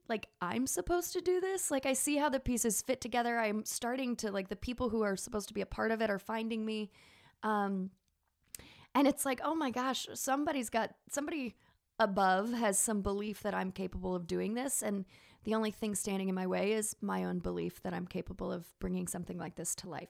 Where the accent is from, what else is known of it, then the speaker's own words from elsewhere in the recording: Texas, United States; accent: southern; moved away; where did this southern accent come, I mean, I'm from Texas, but I think I'm talking about Martins and, and mayonnaise-based salads, and my, my Texas comes out.